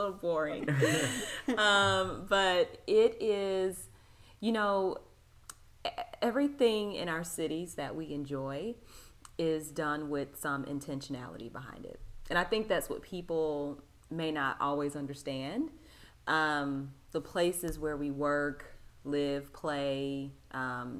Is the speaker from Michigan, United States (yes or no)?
no; Louisville, Kentucky, United States; also born or lived in New Orleans, Louisiana; now in Nashville, United States; I was born in New Orleans, Louisiana, and my dad was in the Navy down there. So that's how my parents met. But he was from Louisville, Kentucky, which is where we eventually moved and I grew up.